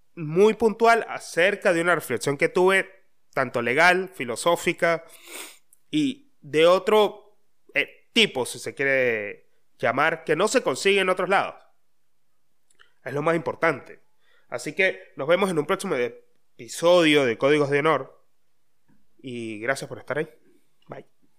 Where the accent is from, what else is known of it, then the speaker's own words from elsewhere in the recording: Mérida, Venezuela; moved away; de donde yo soy, de donde yo vengo